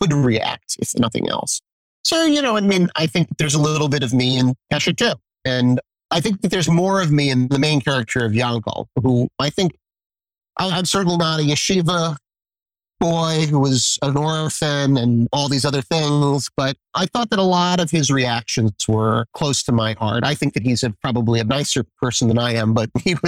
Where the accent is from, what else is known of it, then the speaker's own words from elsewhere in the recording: New York City, New York, United States; moved away as an adult; also born or lived in Dartmouth; I grew up in Brooklyn.